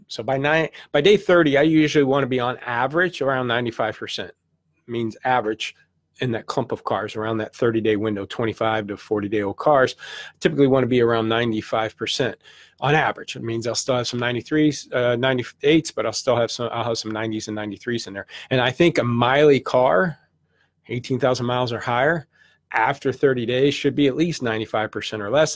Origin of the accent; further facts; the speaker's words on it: St. Louis, Missouri, United States; I'm from the Midwest, Saint Louis, did my car career in Saint Louis, eight years